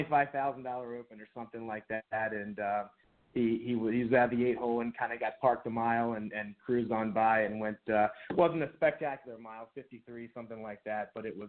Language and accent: English; Annapolis, Maryland, United States; I grew up in the Annapolis area